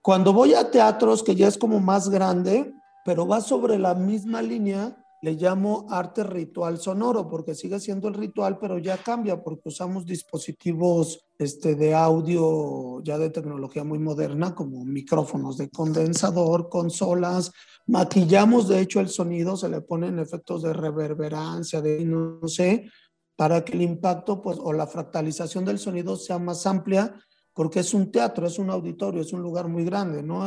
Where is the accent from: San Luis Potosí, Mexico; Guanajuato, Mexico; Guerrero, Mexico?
San Luis Potosí, Mexico; moved away; en los mercados de San Luis Potosí, donde yo nací